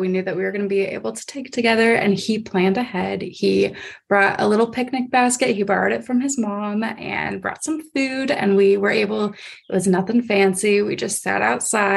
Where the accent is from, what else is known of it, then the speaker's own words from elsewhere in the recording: Akron, Ohio, United States; I'm actually from Akron, so it's more towards the Akron area